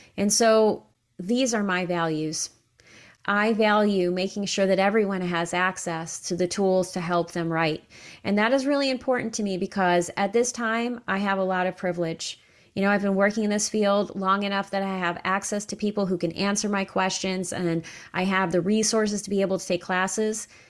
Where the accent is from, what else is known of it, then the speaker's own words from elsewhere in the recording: upstate New York, United States; moved away as an adult; also born or lived in Kentucky; I left my hometown in upstate New York, and I moved to Kentucky